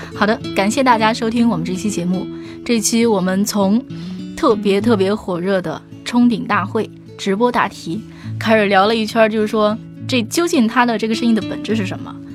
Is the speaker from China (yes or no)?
yes; China; 但是我们中国人必须得说，我们那个中国公司模仿的速度那还是相当对